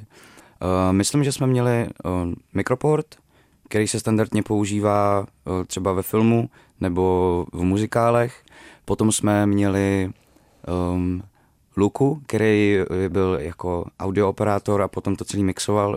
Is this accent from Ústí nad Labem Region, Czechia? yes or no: yes; Děčín, Ústí nad Labem Region, Czechia; moved away; tím prostředím, z kterého pocházím, jako z, z Děčína, prostě z malého města v Sudetech. neměli jsme peníze, když, když jsem byl malej